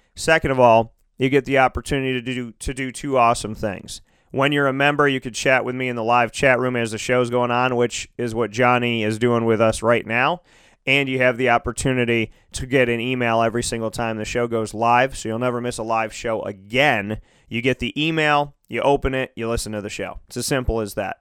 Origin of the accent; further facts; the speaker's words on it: Syracuse, New York, United States; Born and raised in Syracuse, covered Syracuse for a very, very long time